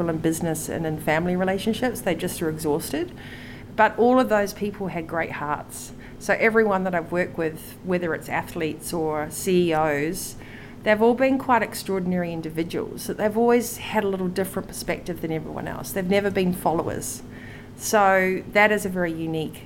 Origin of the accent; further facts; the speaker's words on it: New Zealand; I'm a Kiwi